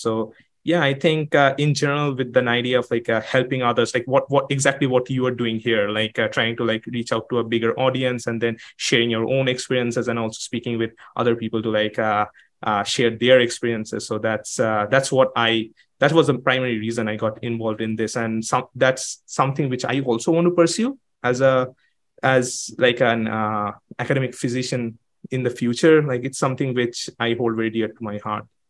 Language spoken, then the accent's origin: English; Kolkata, West Bengal, India; moved away as an adult; now in United States; I am from Calcutta. Not a lot of people come to the United States from Calcutta